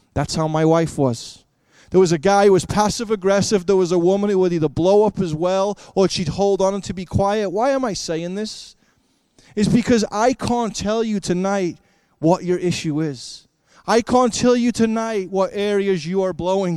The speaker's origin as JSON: {"language": "English", "town": "Liverpool", "region": "North West England", "country": "United Kingdom", "tie": "born or raised there", "moved": "yes", "said": "I grew up in Liverpool, England"}